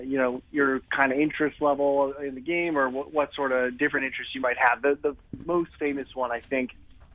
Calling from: Brooklyn, New York, United States; I'm home in Brooklyn.

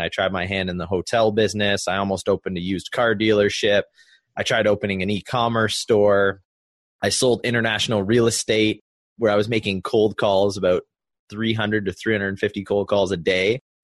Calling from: Niagara Falls, Ontario, Canada; I am calling from Niagara, Canada.

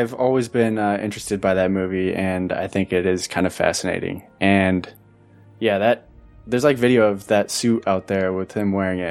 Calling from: Goshen, Indiana, United States; I'm recording from Goshen, Indiana

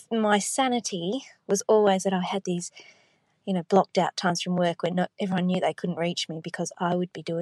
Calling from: Perth, Western Australia, Australia; I'm calling from Perth in WA.

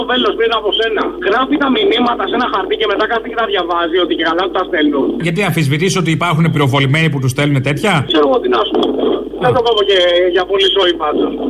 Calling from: Greece; από τη Γερμανία. Ακούω αυτά που ακούω από την Ελληνοφρένια.

